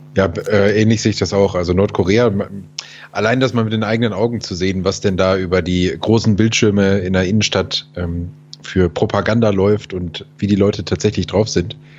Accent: Germany; mein deutsches Gehirn

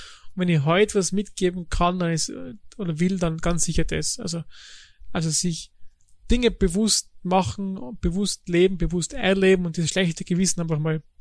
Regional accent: Tyrol, Austria; now in Germany; Als Tiroler.

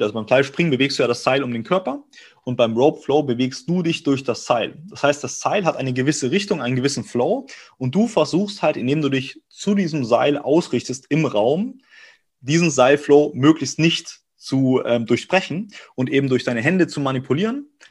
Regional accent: Augsburg, Bavaria, Germany; moved away as an adult; now in Cologne, Germany; ich komme aus Augsburg, gebürtig aus Bayern und bin dann hier seit fünf, sechs Jahren

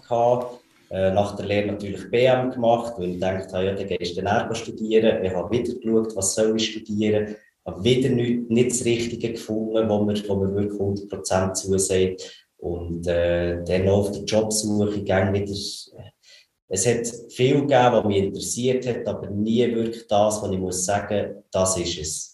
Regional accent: Switzerland; wir, wir sind Schweizer

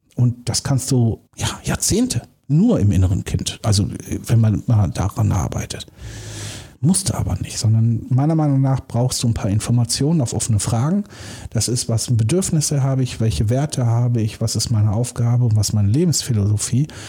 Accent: Germany; Wir Deutschen

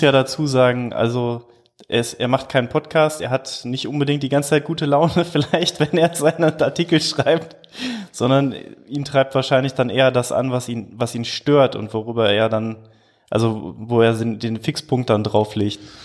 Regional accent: Duisburg, North Rhine-Westphalia, Germany; ich komme aus Duisburg

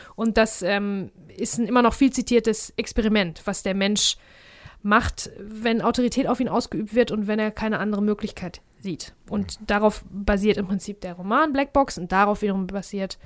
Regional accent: Germany; wir nun mal Deutsche sind.

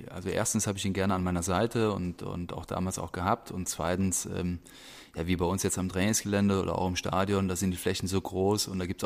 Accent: Rhineland-Palatinate, Germany; dadurch, dass ich aber auch sehr ländlich aufgewachsen bin im Westerwald, da bist du mit Tieren aufgewachsen

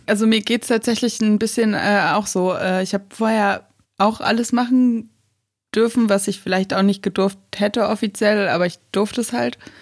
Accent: North Rhine-Westphalia, Germany; ich bin ja auf dem Dorf groß geworden, am Niederrhein.

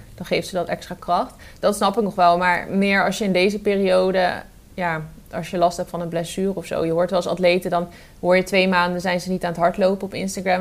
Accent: Arnhem, Gelderland, Netherlands; als Arnhemmer

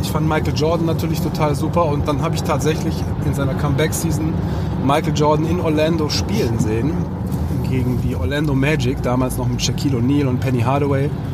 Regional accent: Leverkusen, North Rhine-Westphalia, Germany; moved away as an adult; also born or lived in Cologne; now in Düsseldorf, Germany; ich bin in Leverkusen aufgewachsen. Also das ist so meine, meine Hometown, meine Base, wo meine Eltern noch immer noch wohnen.

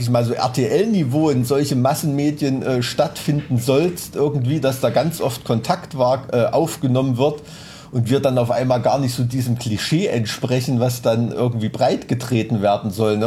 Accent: Thuringia, Germany; als Thüringer Kulturbotschafter

